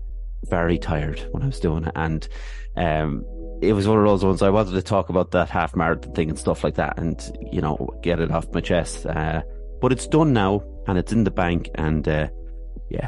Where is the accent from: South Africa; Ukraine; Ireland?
Ireland; also born or lived in Athlone / Swords; I grew up in Athlone and Sword, so you know, they're both towns